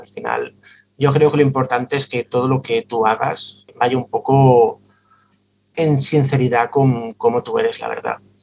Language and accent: Spanish; Santa Coloma de Gramenet, Catalonia, Spain; soy de, soy de Santa Coloma de Gramanet